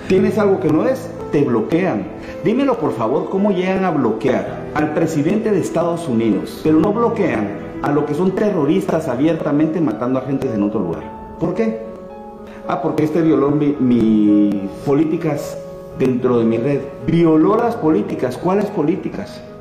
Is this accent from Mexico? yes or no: no; Guatemala; yo sí lo viví en mi país. Yo era del segundo año de, diputado, era miembro de la Comisión de Gobernación del Congreso de la República.